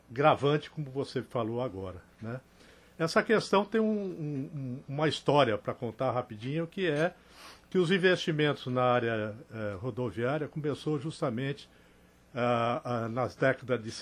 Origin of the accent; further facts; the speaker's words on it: Rio Grande do Sul, Brazil; now in Recife, Brazil; quando cheguei em Recife, que eu sou do Rio Grande do Sul, mas tenho a minha vida toda aqui, né? 50 anos de, de Pernambuco.